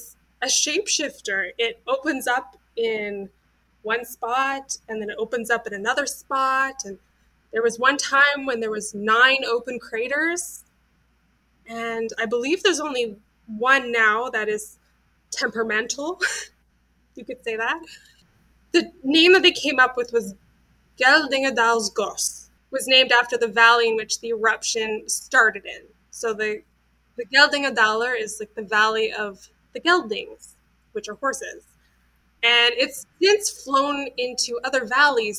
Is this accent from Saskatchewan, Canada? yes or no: no; British Columbia, Canada; moved away as an adult; also born or lived in Reykjavik, Iceland; I grew up in British Columbia